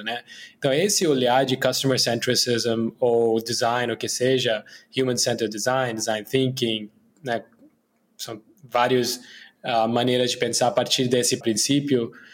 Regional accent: India; Portuguese is a second language; moved away as an adult; also born or lived in Brazil / United States; eu sou indiano, né? Mas morei minha vida adulta metade no Brasil, outra metade nos Estados Unidos

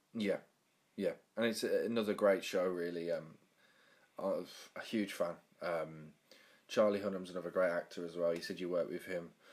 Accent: Birmingham, West Midlands, United Kingdom; the area where I'm from, Birmingham, was voted the worst accent in the UK

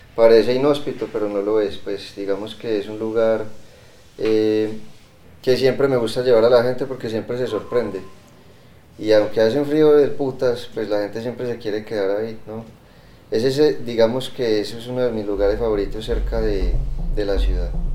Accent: Colombia; En mi caso, ser colombiano

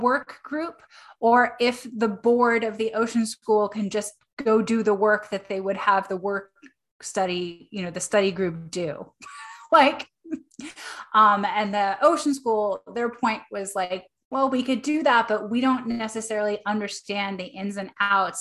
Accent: New York, United States; now in Maine, United States; I grew up in New York.

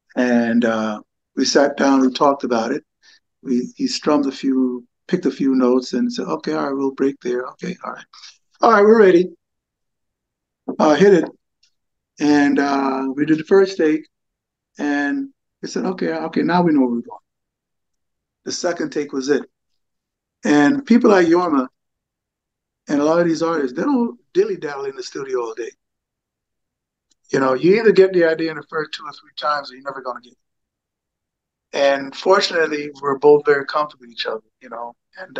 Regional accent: Jamaica; also born or lived in England; I have a Jamaican heritage. I was born in England to a United States Air Force sergeant. And my mother was Jamaican. And my early years were spent in Jamaica.

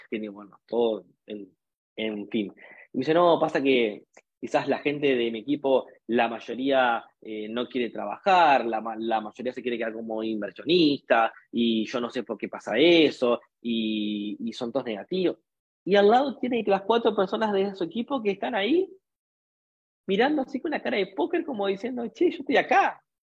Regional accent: Argentina; en mi país, en un país hiperdevaluado

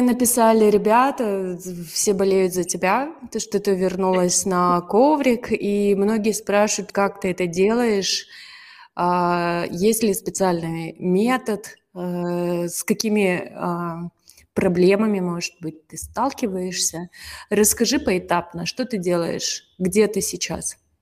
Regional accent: Kazakhstan; Из Казахстана я

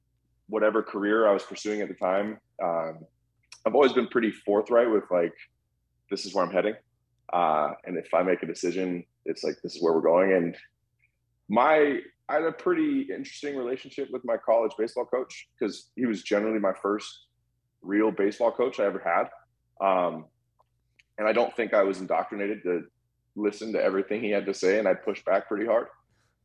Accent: Sacramento, California, United States; also born or lived in Calgary, Alberta, Canada / Vancouver, Canada; I grew up in Sacramento, California, which is actually a pretty strong hub for baseball players

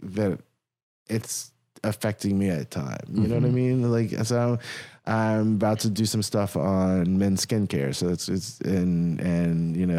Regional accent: Washington, District of Columbia, United States; I live here. I'm from Washington

